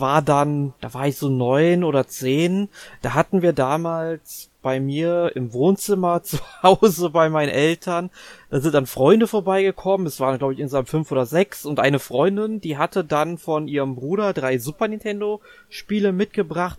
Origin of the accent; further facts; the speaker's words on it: Germany; als Deutscher oder uns als Deutsche